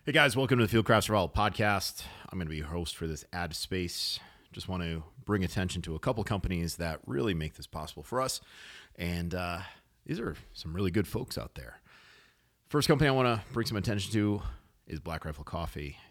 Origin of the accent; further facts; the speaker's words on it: New England, United States; I was born in New England.